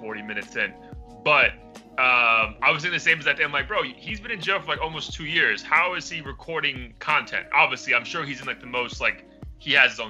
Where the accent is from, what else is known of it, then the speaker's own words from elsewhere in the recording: the South, Florida, United States; I'm from the South, technically in Florida